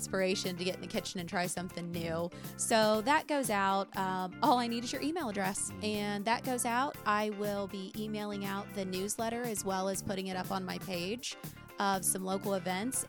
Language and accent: English; Lebanon, Ohio, United States; Lebanon's my hometown